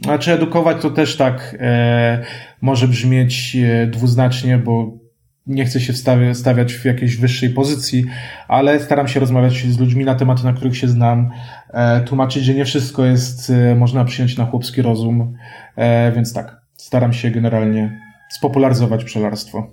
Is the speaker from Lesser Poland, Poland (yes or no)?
yes; Kraków, Lesser Poland, Poland; ja jestem krakusem